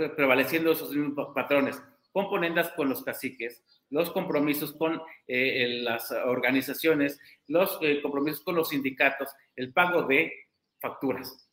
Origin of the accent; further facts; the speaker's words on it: Oaxaca, Mexico; Como oaxaqueño